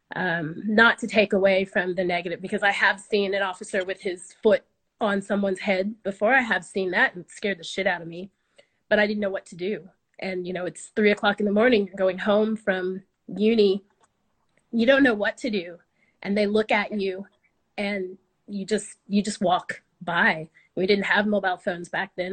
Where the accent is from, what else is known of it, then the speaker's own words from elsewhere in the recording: United States; now in Australia; I'm American